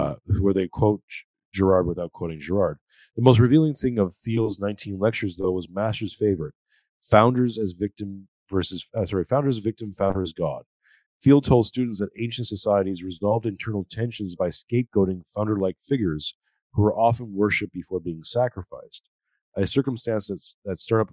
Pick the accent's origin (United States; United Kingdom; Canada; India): Canada; now in Australia; I'm a Canadian who's living in Australia